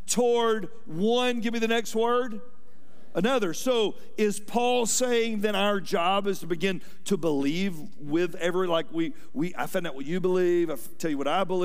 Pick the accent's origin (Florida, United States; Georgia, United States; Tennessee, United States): Georgia, United States; Atlanta; I was raised here in Atlanta